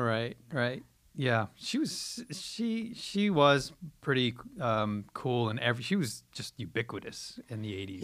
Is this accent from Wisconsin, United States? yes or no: no; New York, United States; I'm originally from, I'm born and raised in New York